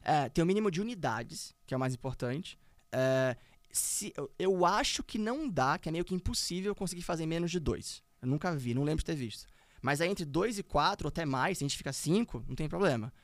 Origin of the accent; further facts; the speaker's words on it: Brazil; nós éramos sete brasileiros